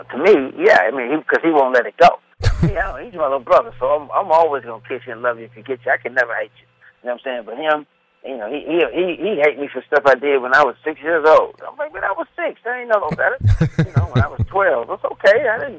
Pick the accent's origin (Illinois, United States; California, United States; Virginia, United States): Virginia, United States; Newport News; born there; I was born in Newport News, Fort Eustis, Virginia.